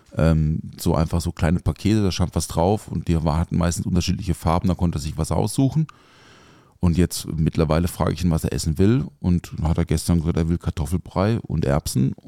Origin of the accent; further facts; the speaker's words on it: village near Offenburg, Baden-Württemberg, Germany; now in Mannheim, Germany; ich bin ja auf dem Dorf aufgewachsen also jetzt nicht so mega ländlich. Also Offenburg ist jetzt kein Dorf. Also das Dorf neben Offenburg äh, ist schon ein Dorf